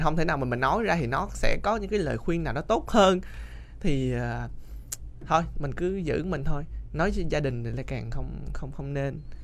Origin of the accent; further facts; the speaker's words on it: Sóc Trăng, Vietnam; moved away as an adult; now in Ho Chi Minh City, Vietnam; em không phải người Sài Gòn quê em là ở Sóc Trăng